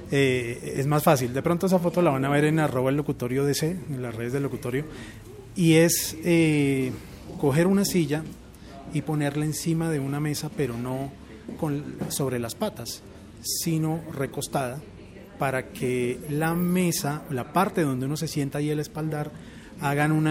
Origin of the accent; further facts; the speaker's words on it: Bogotá, Colombia; also born or lived in Puerto Rico; nací en Puerto Rico. Eh, pero desde los siete años he vivido aquí en Colombia, entonces ya más rolo que boricua.